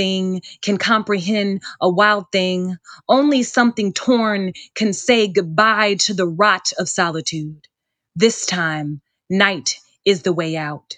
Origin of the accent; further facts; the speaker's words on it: Gary, Indiana, United States; also born or lived in Hobart, Indiana / Wilmington, North Carolina; now in North Carolina, United States; I grew up in Gary, but I went to school in the Maryville, like Hobart area